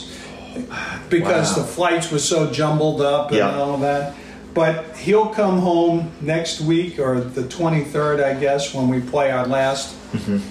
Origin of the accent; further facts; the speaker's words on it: United States; I'm an American